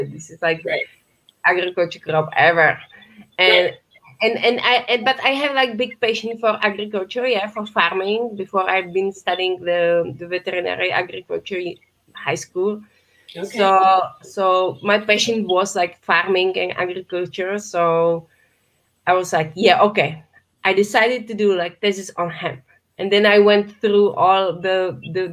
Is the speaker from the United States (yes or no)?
no; Czechia; close my hometown